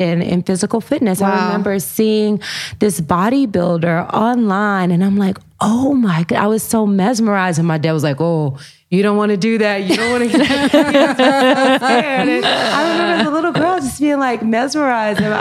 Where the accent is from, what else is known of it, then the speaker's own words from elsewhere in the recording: Humboldt, Tennessee, United States; I grew up, you know, in Humboldt, Tennessee